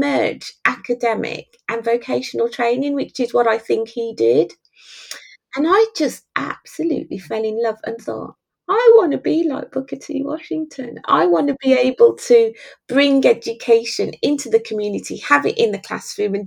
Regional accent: Jamaica; also born or lived in Birmingham; I was born in Birmingham, raised in Jamaica by a single dad.

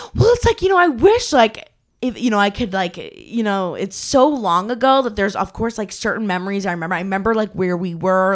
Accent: Maine, United States; moved away; I am from Maine originally.

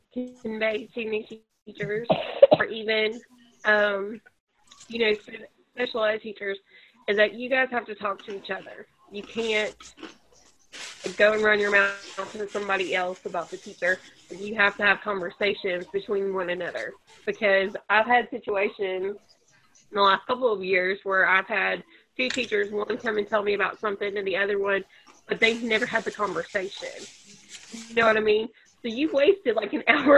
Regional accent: Georgia, United States; moved away as an adult; also born or lived in Kentucky; now in Fort Payne, United States; But I'm from the South, or I grew up in Georgia, and I teach in Georgia

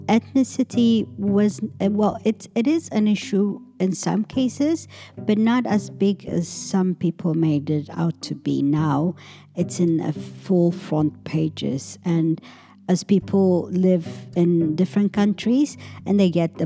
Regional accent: Ethiopia; moved away; I come from Ethiopia, so the whole blackness of Ethiopian people is very different. We're very proud people

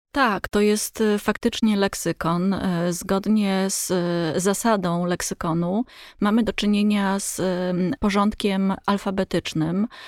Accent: Poland; my, Polacy

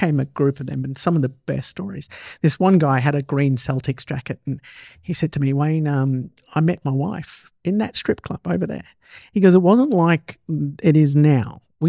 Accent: Perth, Western Australia, Australia; moved away; I came from Perth back in '90s, in late 80s.

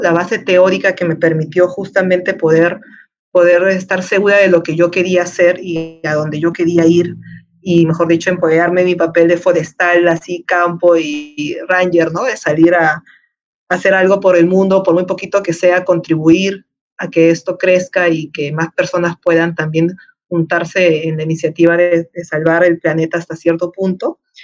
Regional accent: Peru; La Molina de Lima, Perú, ¿no? Mi país natal.

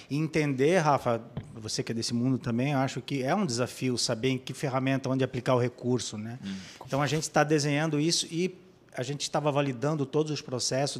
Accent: Blumenau, Santa Catarina, Brazil; Eu, eu sou de Blumenau

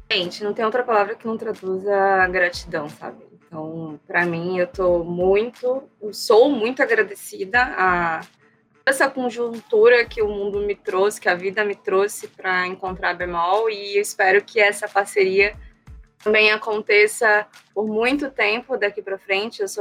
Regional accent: Manaus, Amazonas, Brazil; moved away as an adult; also born or lived in São Paulo; now in Manaus, Brazil; fui convidada a voltar para minha terrinha

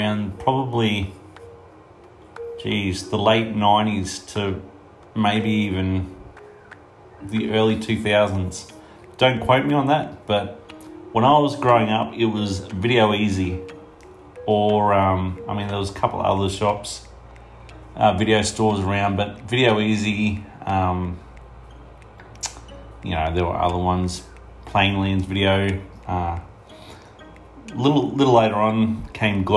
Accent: Toowoomba, Queensland, Australia; I'm from Toowoomba, Queensland in Australia.

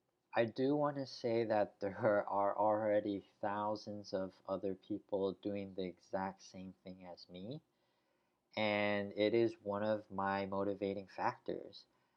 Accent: United States; born there; English is a second language; English is not really my mother tongue, even though I was born in the US.

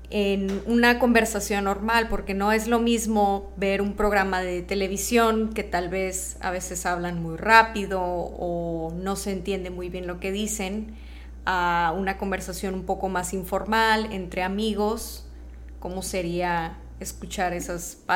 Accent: northern Mexico, Mexico; yo soy mexicana, soy norteña

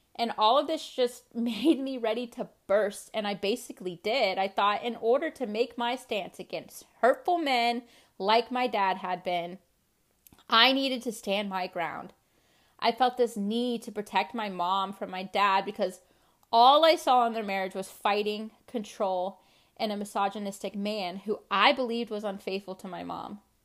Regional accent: Charlotte, North Carolina, United States; I was born in Charlotte, North Carolina

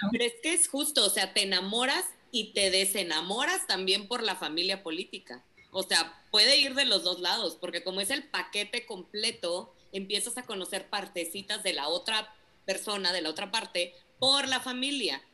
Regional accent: Mexico

